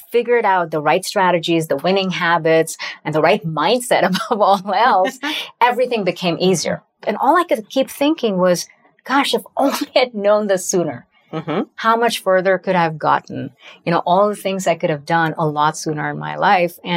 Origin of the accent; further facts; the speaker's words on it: India; now in United States; I still remember taking a one way flight to America from my hometown in India in 1997 and looking around myself and thinking, my gosh, I don't look like anyone else. I don't like sound like anyone else.